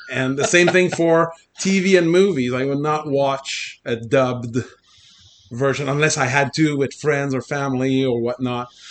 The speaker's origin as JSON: {"language": "English", "country": "Canada", "first_language": "French", "second_language": "English"}